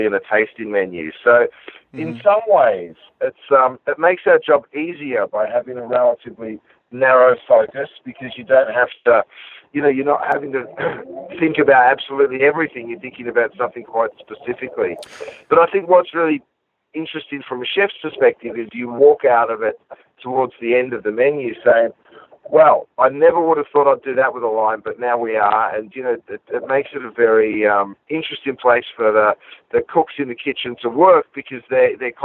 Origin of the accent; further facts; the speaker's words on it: Australia; moved away as an adult; now in Los Angeles, United States; growing up in Australia? There was literally a butcher shop on every corner.